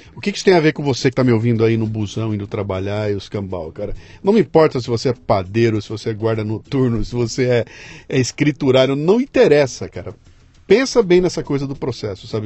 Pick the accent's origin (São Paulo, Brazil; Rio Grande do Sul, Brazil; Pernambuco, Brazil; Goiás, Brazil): São Paulo, Brazil; Bauru; moved away as an adult; Eu saí de Bauru para vir para São Paulo, capital, com 18 anos de idade